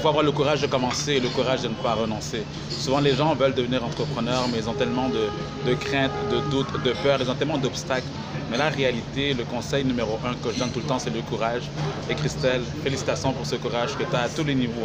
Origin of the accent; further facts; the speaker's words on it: Montreal, Quebec, Canada; à Montréal, au Québec, là d'où je viens